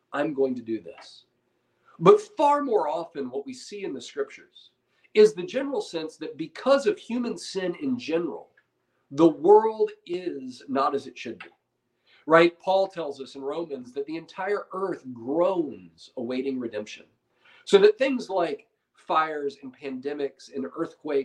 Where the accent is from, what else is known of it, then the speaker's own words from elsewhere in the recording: United States; as modern American Christians